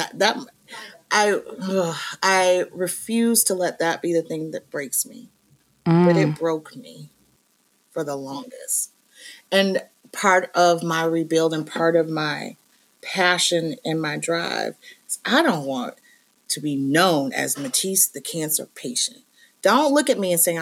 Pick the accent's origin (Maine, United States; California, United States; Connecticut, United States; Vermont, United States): Maine, United States; I'm from Maine.